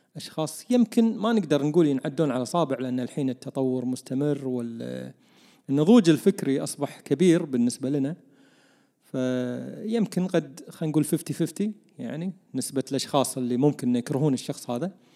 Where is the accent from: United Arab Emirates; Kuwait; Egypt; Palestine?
Kuwait; عندنا بالكويت